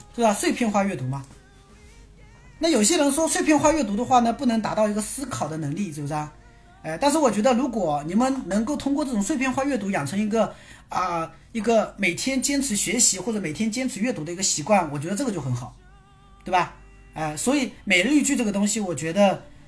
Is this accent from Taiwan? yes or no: no; China; 毕竟我是中国人